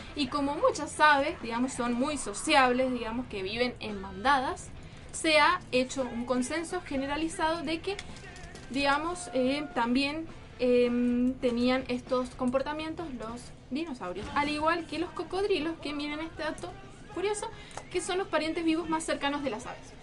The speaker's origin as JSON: {"language": "Spanish", "country": "Argentina", "said": "los argentinos solemos"}